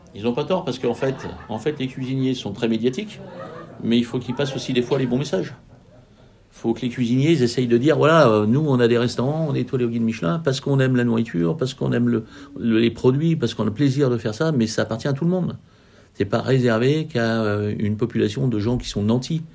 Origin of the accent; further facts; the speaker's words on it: Lyon, Auvergne-Rhône-Alpes, France; On est lyonnais